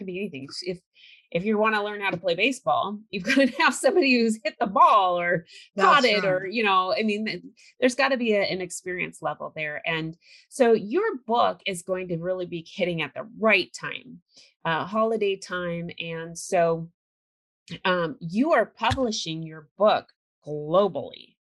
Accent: California, United States; I grew up in California, so.

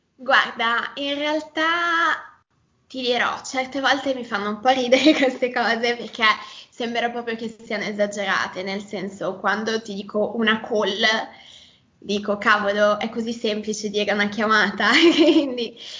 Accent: Milan, Lombardy, Italy; accent: Milanese

